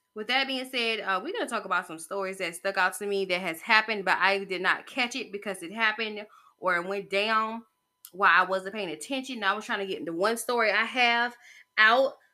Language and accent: English; United States; as an American citizen